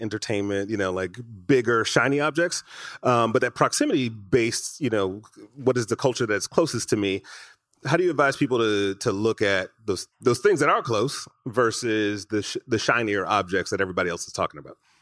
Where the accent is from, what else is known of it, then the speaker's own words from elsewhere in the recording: Detroit, Michigan, United States; now in Los Angeles, United States; I grew up in Michigan right in, in Detroit